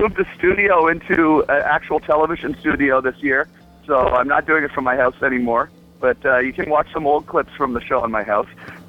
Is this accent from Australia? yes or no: no; Canada; now in Los Angeles, United States; I am proud to be a Canadian citizen. I am a Canadian citizen, yes. I do live in the United States of America